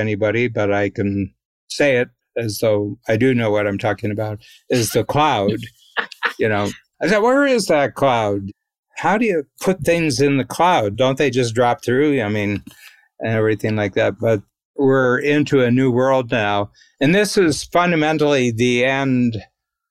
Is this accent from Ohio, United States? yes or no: yes; Ohio, United States; I'm from Ohio, so I'm a Buckeye